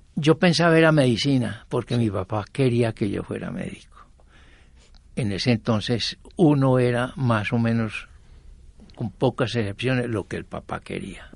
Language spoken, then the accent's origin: Spanish; Armenia, Quindío, Colombia; moved away as an adult; also born or lived in Jericó, Antioquia; now in Medellín, Colombia; Yo nací en Jericó y de seis meses me llevaron a lomo de mula hasta Armenia Quindío